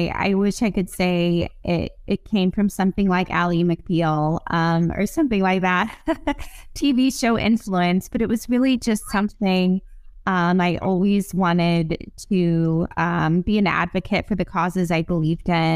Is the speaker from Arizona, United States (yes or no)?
yes; Arizona, United States; moved away as an adult; also born or lived in Fairfax County, Virginia; So I'm from Arizona